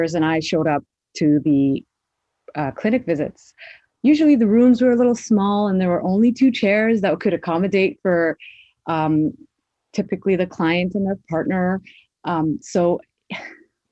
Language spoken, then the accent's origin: English; Toronto, Ontario, Canada; I am a Somali born and raised in Toronto, Canada